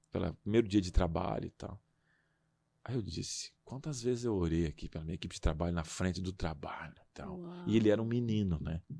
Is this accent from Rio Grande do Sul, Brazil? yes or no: yes; Rio Grande do Sul, Brazil; moved away; Naquela época eu tinha um sotaque